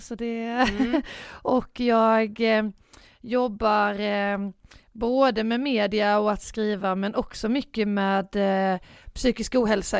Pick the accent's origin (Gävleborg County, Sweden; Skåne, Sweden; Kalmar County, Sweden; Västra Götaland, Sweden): Skåne, Sweden; Båstad; moved away; jag var hemma på Bjärehalvön och ja. Båstad som jag kommer ifrån, som mm. är ju mm. en ganska liten